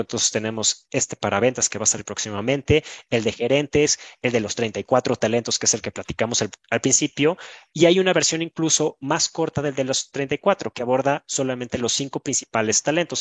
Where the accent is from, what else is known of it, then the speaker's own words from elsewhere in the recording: Mexico; Yo soy mexicano